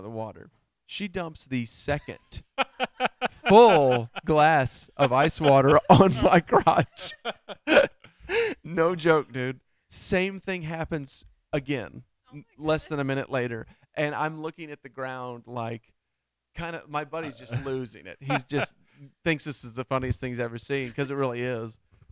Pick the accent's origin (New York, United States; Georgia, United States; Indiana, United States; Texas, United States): Georgia, United States; I'm from Georgia.